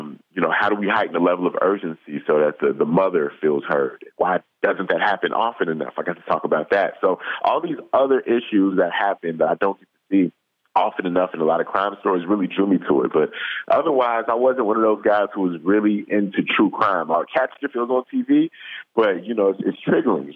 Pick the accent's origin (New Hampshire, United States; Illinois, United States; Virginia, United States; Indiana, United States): Illinois, United States; Chicago; my hometown